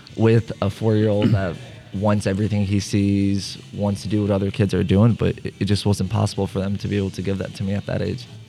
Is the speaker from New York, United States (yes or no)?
no; St. Louis, Missouri, United States; also born or lived in Bosnia and Herzegovina; My family moved here in 2001.